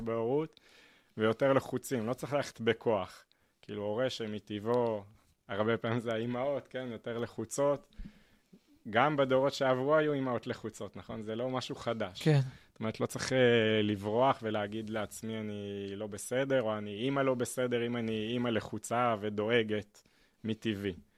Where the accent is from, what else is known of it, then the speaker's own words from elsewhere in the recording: Petah Tikva, Central District, Israel; בפתח תקווה, שם גדלתי